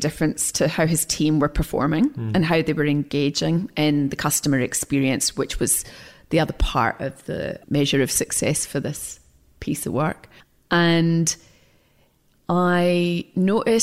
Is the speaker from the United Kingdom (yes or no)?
yes; Scotland, United Kingdom; I'm Scottish